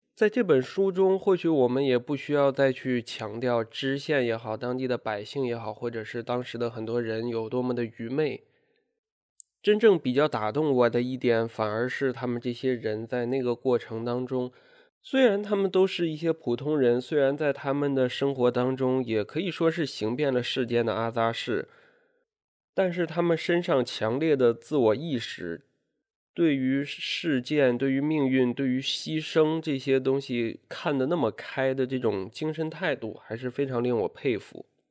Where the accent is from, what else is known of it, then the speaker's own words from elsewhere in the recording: China; 我们出生在共和国，长在新时代